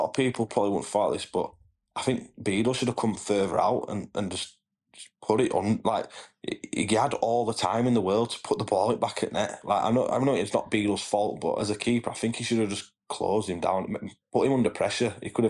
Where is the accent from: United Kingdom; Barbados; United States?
United Kingdom; Bradford, Yorkshire and the Humber; Yeah, I'm from Bradford, mate.